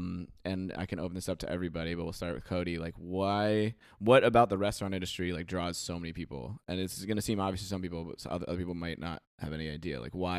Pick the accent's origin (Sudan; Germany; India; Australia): Australia; And I'm like, yeah, I'm from Australia.